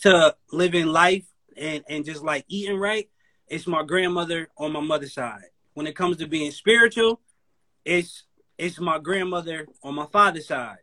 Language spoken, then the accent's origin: English; Connecticut, United States; I'm from Connecticut. That's where I'm from